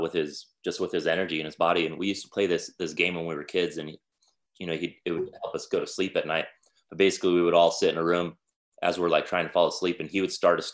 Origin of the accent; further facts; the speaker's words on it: Salt Lake City, Utah, United States; now in Chattanooga, United States; I was born in Salt Lake City, Utah in 1982